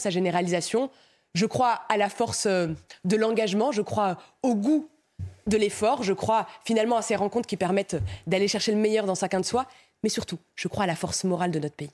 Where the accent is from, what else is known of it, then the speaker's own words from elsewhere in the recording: Romorantin, Centre-Val de Loire, France; also born or lived in Morocco (parents); now in Nantes, France; Je suis né à Romorantin. Mes parents euh, étaient marocains, ils sont nés au Maroc